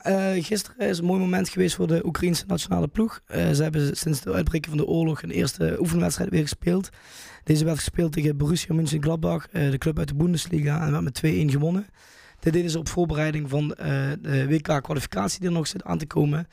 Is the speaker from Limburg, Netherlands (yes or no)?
yes; Valkenburg, Limburg, Netherlands; accent: Limburg; uit Valkenburg, hè? vlak bij de Koberg